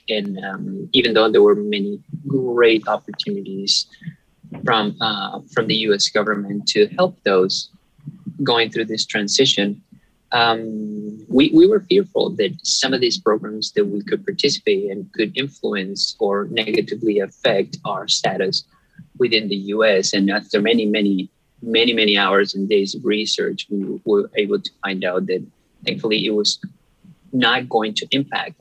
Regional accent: Venezuela; moved away as an adult; also born or lived in Detroit, Michigan; now in Michigan, United States; I, I, was born and raised in Venezuela

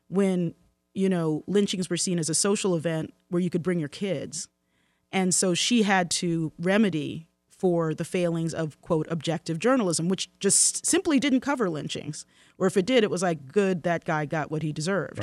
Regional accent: Baltimore, Maryland, United States; Baltimore, my hometown.

